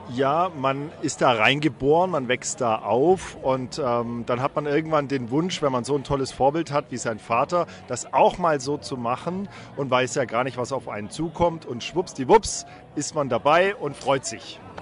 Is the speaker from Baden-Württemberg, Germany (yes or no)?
yes; Black Forest, Baden-Württemberg, Germany; Ich bin im Schwarzwald geboren so wie mein Sohn